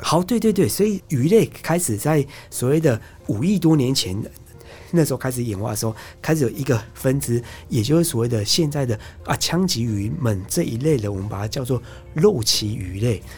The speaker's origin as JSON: {"language": "Chinese", "country": "Taiwan", "said": "我都会说我是从台湾来的"}